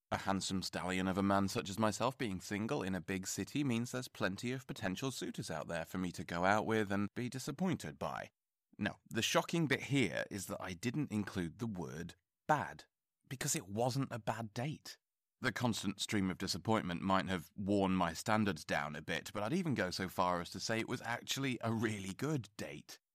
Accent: England, United Kingdom; I'm English

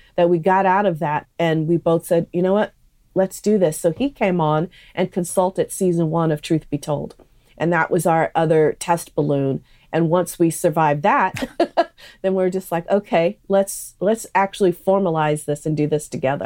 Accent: San Francisco Bay Area, California, United States; growing up in the San Francisco Bay Area, which is such a melting pot

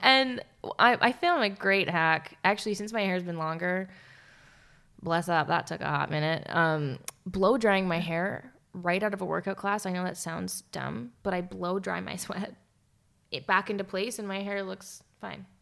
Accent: Canada; also born or lived in Calgary; we're Canadian

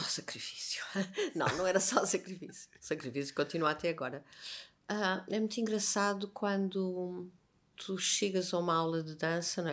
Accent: Lisbon, Portugal; also born or lived in Viana do Castelo; A primeira memória que eu tenho, isso de certeza, é já em Lisboa

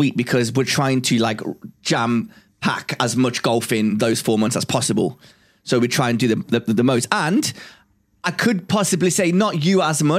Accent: Cyprus; now in England; I originally come from a very hot country. It's a very holiday type of country from Cyprus.

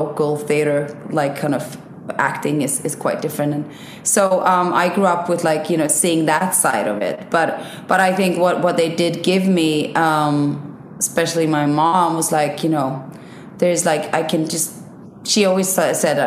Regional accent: Sweden; also born or lived in Iceland; I was born in Sweden, moved to Iceland when I was 5, lived in Iceland for like 3.5 years, moved back to Sweden.

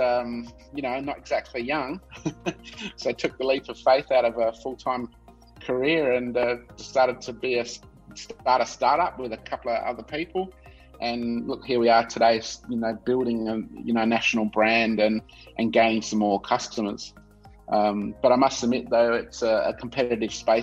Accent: Adelaide, South Australia, Australia; also born or lived in Melbourne / Vancouver; I was born and bred in Adelaide, Australian. So I grew up in South Australia.

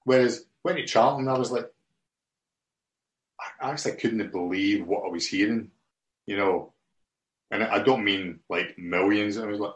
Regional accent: Scotland, United Kingdom; I'm a Scottish guy who played for Chelsea

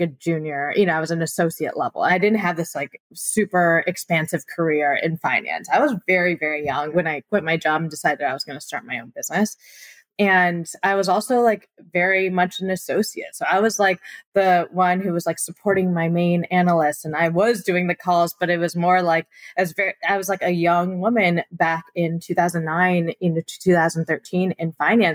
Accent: Michigan, United States; I grew up in Michigan, born and raised from Taiwanese immigrant parents

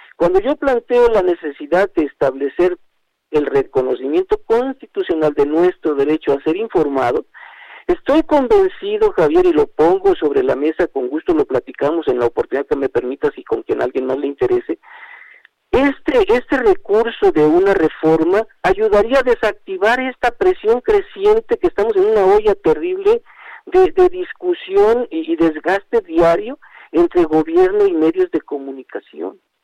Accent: Mexico; ciudadano mexicano

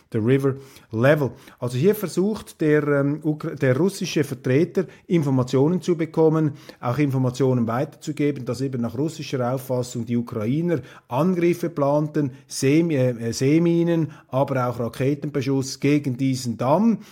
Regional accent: Switzerland; als Schweizer

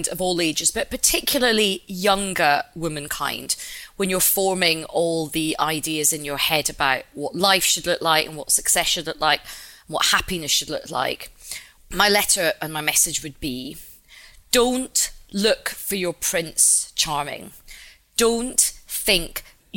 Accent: Glasgow, Scotland, United Kingdom; I'm like Indian and Glaswegian.

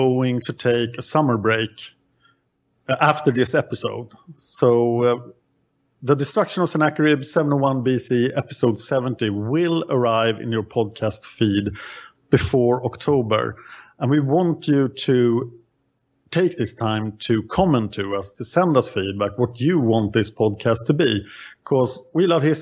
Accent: Sweden; I am from Sweden.

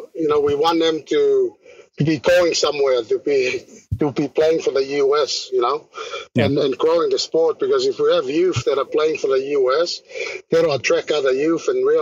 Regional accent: Sydney, New South Wales, Australia; moved away as an adult; also born or lived in Tonga; now in Utah, United States; I grew up in Australia, so I'm Tongan. I was born in Tonga, but I grew up in Australia, and that's where I played rugby league most of my life. I grew up in the best place in Sydney called Manly. So, you know, like, grew up in Manly

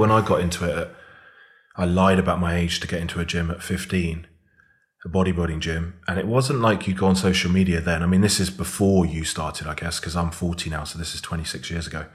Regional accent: Devon, South West England, United Kingdom; moved away as an adult; also born or lived in Bath; now in Birmingham, United Kingdom; I was born in Birmingham, then went down and grew up in Devon

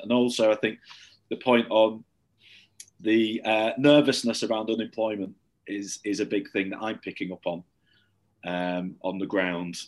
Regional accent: St Helens, North West England, United Kingdom; now in Manchester, United Kingdom; I grew up in St Helens in Merseyside and now live in Manchester

